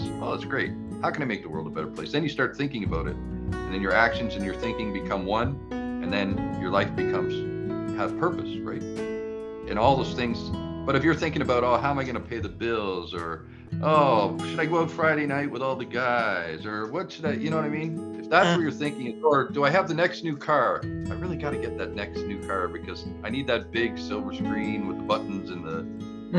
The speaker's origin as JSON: {"language": "English", "town": "Toronto", "region": "Ontario", "country": "Canada", "tie": "born or raised there", "said": "I grew up in Toronto and ran away from when I was a kid."}